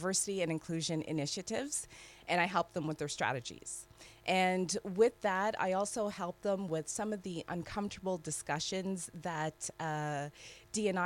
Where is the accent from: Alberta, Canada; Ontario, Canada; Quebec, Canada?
Ontario, Canada; Toronto; moved away as an adult; also born or lived in Trinidad / Rouen, France; now in Geneva, Switzerland; I'm born in Toronto, or Toronto as we pronounce